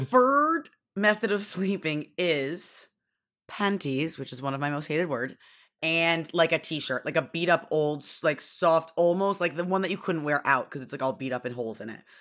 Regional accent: Syracuse, New York, United States; I grew up in Syracuse, Newark, where it was constantly blizzarding

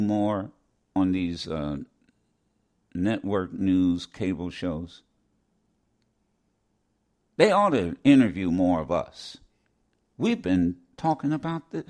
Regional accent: Ohio, United States; growing up in Ohio

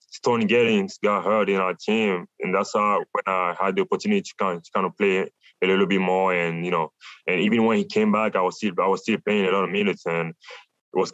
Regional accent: Douala, Littoral, Cameroon; now in Tucson, United States; I'm from Africa

